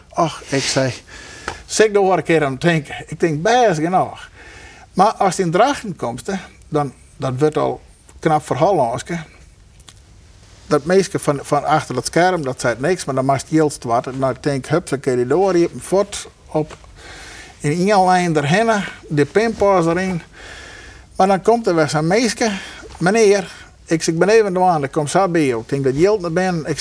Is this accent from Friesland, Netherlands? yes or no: yes; Friesland, Netherlands; Ik ben Fries, van mij is dat gewoon.